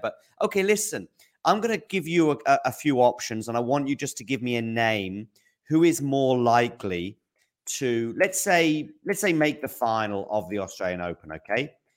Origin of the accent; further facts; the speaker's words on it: United Kingdom; I'm British